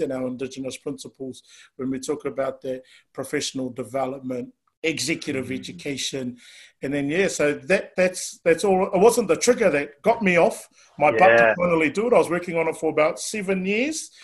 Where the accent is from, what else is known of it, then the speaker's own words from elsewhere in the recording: Auckland, New Zealand; born and raised out in West Auckland